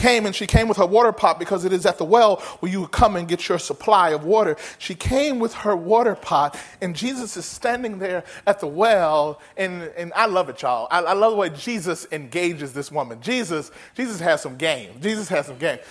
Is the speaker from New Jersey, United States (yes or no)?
no; Mississippi, United States; moved away as an adult; now in California, United States; I remember growing up in Mississippi and God calling me to California. And I moved out to California to work